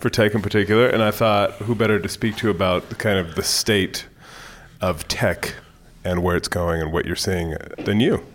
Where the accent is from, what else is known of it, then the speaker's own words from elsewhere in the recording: Bay Area, California, United States; moved away as an adult; I grew up in the Bay Area